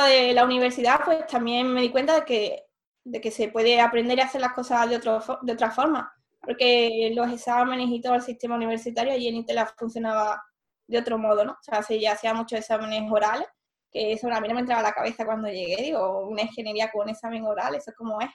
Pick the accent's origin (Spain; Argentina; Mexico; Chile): Spain; Seville, Andalusia; moved away as an adult; also born or lived in Pisa, Italy / Germany; yo soy de Sevilla, entonces había vivido aquí toda la vida y estudié la carrera también en Sevilla